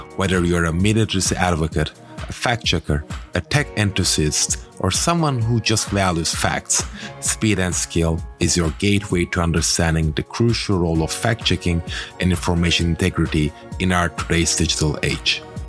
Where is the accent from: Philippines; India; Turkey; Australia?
Turkey; moved away as an adult; now in United States; my home country, Turkey